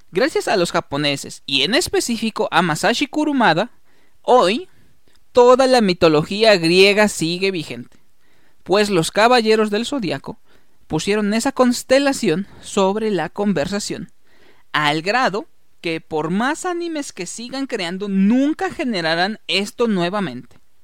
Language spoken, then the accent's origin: Spanish; Mexico; como mexicanos